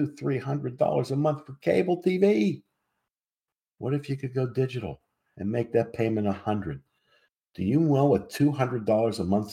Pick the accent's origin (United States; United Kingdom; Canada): United States; Pittsburgh, Pennsylvania; I come from Pittsburgh. I come from a community called Squirrel Hill back in the day